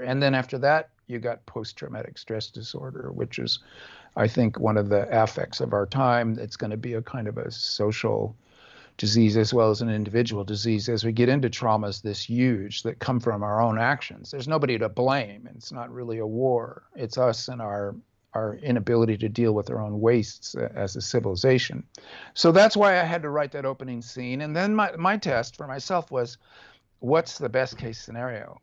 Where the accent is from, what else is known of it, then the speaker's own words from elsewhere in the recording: California, United States; a nineteen seventies hippie leftist, California Buddhist, um, um, uh, American left winger